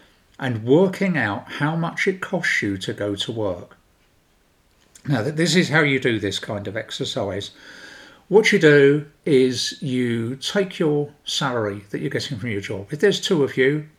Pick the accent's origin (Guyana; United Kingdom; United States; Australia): United Kingdom; London; I'm from South London